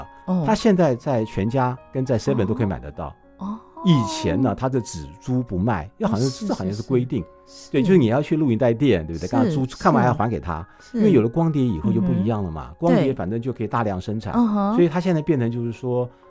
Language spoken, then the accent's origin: Chinese; Taiwan; 因为我是外省人第二代嘛，